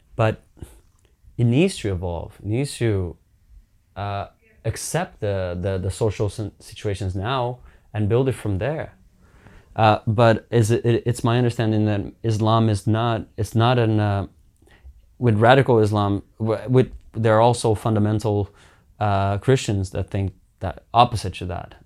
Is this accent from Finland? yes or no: yes; Finland; growing up in Finland was, eh, I'm so privileged. I mean, I, I got to grow up in a place that is multicultural